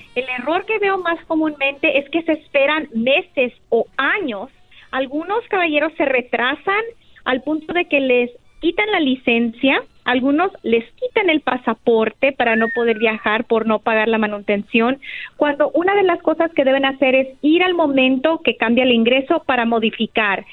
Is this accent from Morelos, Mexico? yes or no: no; Jalisco, Mexico; felizmente y muy orgullosa, jalisciense